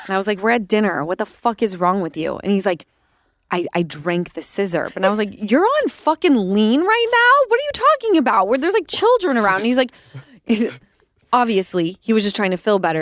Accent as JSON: {"language": "English", "region": "Utah", "country": "United States", "tie": "born or raised there", "moved": "yes", "said": "I'm from Utah, like, we grew up on chain restaurants"}